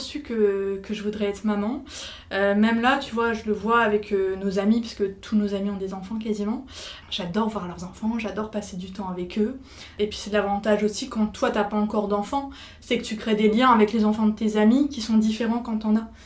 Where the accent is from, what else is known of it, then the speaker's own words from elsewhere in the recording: Nord, Hauts-de-France, France; Je suis originaire du Nord